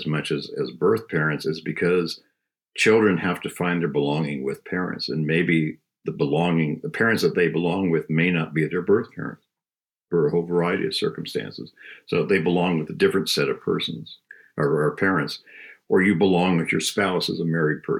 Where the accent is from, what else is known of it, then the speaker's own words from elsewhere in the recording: Southern California, United States; I grew up in Southern California